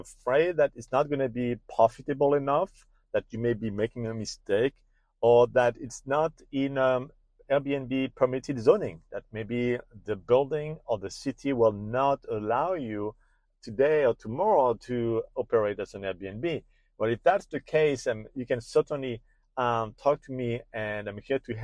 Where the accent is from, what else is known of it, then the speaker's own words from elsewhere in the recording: France; accent: French; You will recognize my French accent